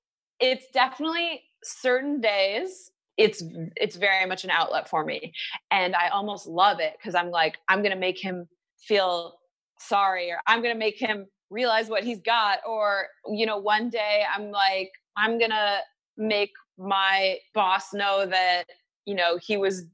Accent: Michigan, United States; Yes. I'm from Michigan.

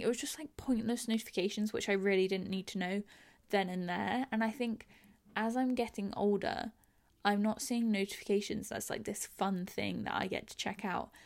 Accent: England, United Kingdom; I'm English. I live in London.

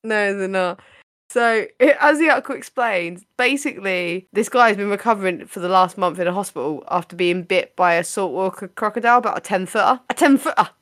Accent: United Kingdom

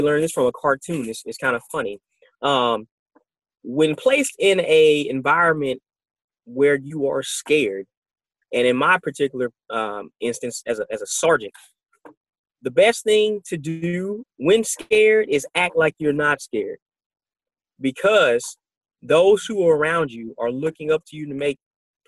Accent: United States; as being American

